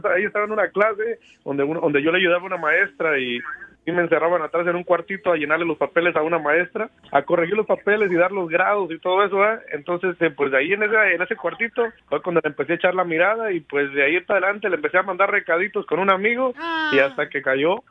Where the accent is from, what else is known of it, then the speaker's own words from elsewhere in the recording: Tierra Caliente, Guerrero, Mexico; Yo, de Tierra Caliente, Guerrero